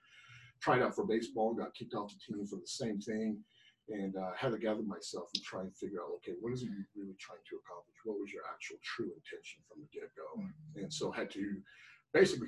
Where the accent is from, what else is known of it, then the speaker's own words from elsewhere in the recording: Salt Lake City, Roy, Utah, United States; about seventh grade, I moved from Salt Lake City. One of the times I was bouncing around, I had an opportunity to either go to another foster home or go live with my grandma Sadie up in Roy, Utah